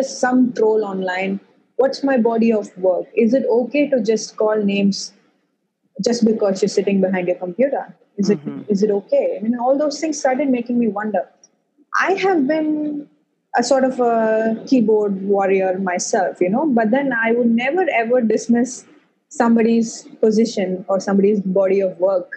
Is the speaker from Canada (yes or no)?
no; Chennai, Tamil Nadu, India; I have pretty much lived my whole life in India